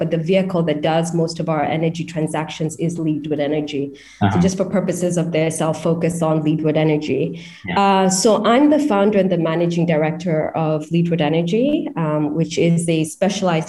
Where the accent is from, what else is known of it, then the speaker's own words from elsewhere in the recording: Kenya; I am from Kenya